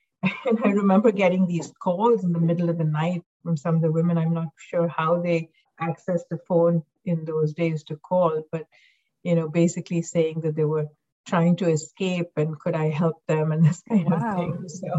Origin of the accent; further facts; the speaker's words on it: Mumbai, Maharashtra, India; moved away as an adult; also born or lived in North America; I grew up in Mumbai, India, and I went to an international school, so was in school with people from all over the world